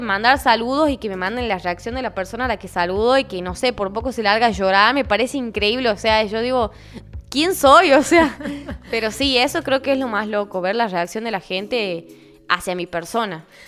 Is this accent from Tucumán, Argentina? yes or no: yes; Tucumán, Argentina; soy tucumana